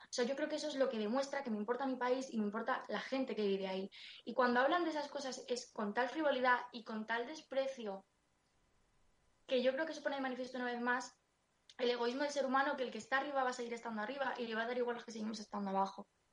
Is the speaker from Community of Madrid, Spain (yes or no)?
yes; Madrid, Community of Madrid, Spain; yo soy de Vallecas y, y yo he ido al cole y al instituto con gente que tenía menos recursos que yo